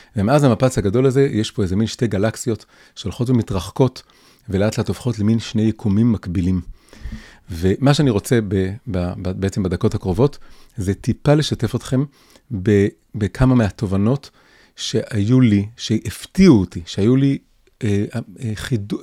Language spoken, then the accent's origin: Hebrew; Tel Aviv, Tel Aviv District, Israel; also born or lived in Jerusalem; נולדתי וגדלתי בתל אביב, בלב השמאל החילוני